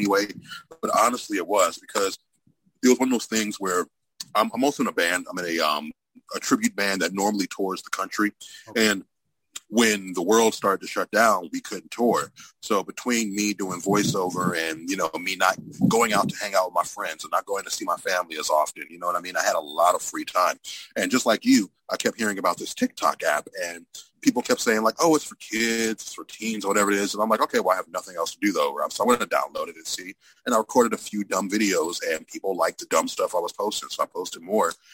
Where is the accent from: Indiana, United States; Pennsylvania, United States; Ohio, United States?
Ohio, United States; Cleveland; growing up in Cleveland